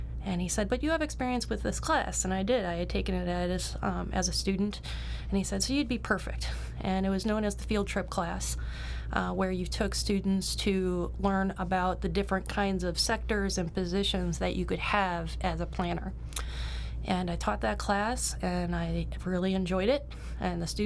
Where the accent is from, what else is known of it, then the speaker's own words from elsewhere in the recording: Cleveland, Ohio, United States; moved away as an adult; also born or lived in Cincinnati, Ohio; I'm originally from Cleveland. I grew up on the east side mostly.